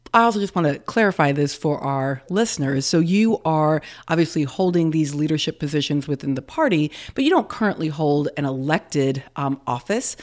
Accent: the South, United States; as a Southerner myself

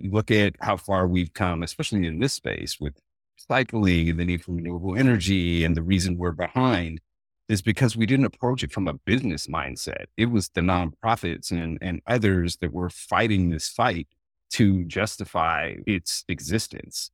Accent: Oregon, United States; I grew up in Oregon

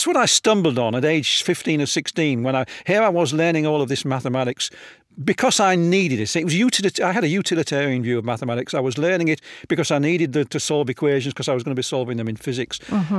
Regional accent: Hull, Yorkshire and the Humber, United Kingdom; Yeah, I was born in Hull in what apparently was the worst snowstorm of the decade in 1947.

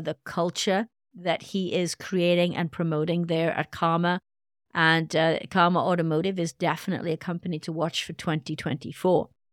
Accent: Wales, United Kingdom; now in United States; my home country, Wales

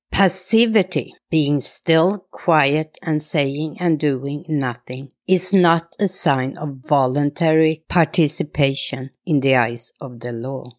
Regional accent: Sweden; as a Swedish woman, when I was younger and went abroad, I even avoided to tell people I was from Sweden

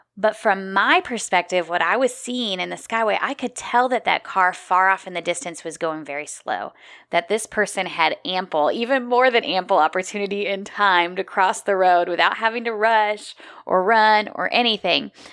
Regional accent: Midwest, United States; moved away as an adult; also born or lived in Minneapolis, Minnesota; now in South Carolina, United States; I grew up in the Midwest

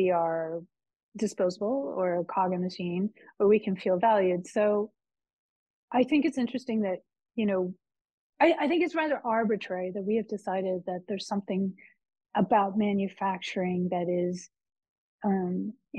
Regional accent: United States; I'm American.

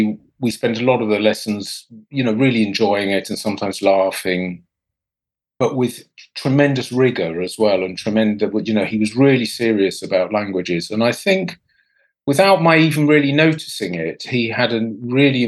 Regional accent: Portsmouth, South East England, United Kingdom; I grew up in the south of England, about as far south as you can get, actually, in Portsmouth

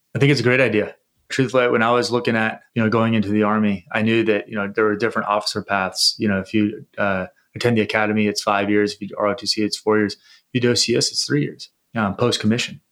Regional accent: San Diego, California, United States; I was born and raised in San Diego, uh, California

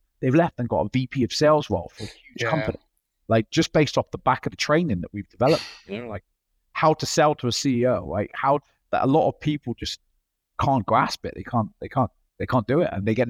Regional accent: Australia; Yeah, I'm the Aussie.

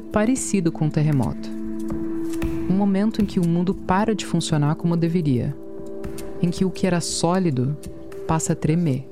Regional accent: Virginia, United States; na Virgínia, nos Estados Unidos, onde eu nasci

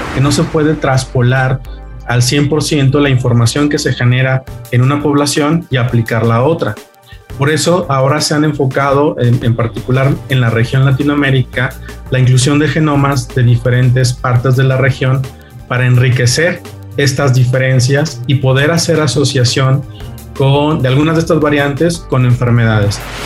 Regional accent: Mexico; Los mexicanos somos realmente un mosaico

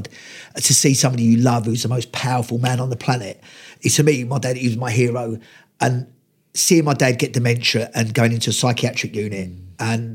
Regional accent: London, United Kingdom; growing up around Lewisham and those areas

